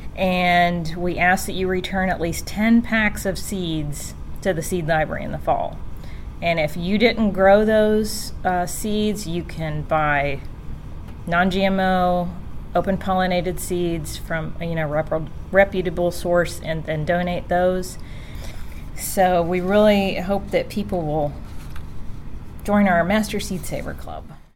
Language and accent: English; Cincinnati, Ohio, United States; moved away; also born or lived in Sevier County, Tennessee; I'm from Cincinnati. I was born and raised in Cincinnati